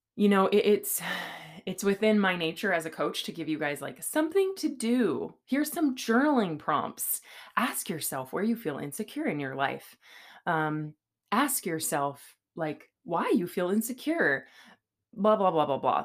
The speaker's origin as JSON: {"language": "English", "region": "California", "country": "United States", "moved": "yes", "lives_now": "Boise, United States", "said": "I'm from California"}